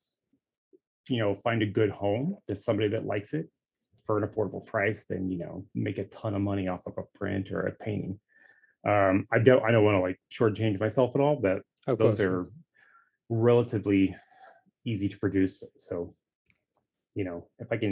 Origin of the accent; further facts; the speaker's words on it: Texas, United States; now in Oregon, United States; I'm originally from Texas. I live in Oregon right now.